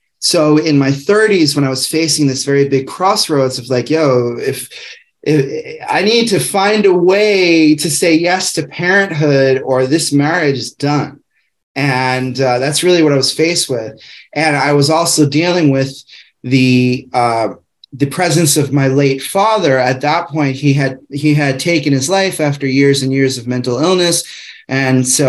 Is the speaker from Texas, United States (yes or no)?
no; New York, United States; moved away as an adult; now in Arcata, United States; I'm from New York